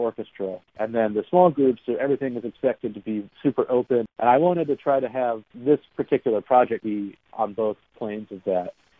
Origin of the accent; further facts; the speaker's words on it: Columbus, Ohio, United States; moved away as an adult; also born or lived in Youngstown, Ohio / Akron, Ohio / Cleveland, Ohio; now in New York, United States; I grew up in Columbus.